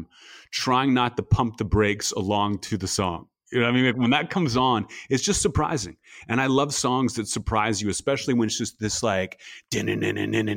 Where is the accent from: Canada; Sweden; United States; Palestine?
United States; Pittsburgh, Pennsylvania; moved away as an adult; also born or lived in New Orleans; now in Los Angeles, United States; I'm like Upper St. Clair class of 97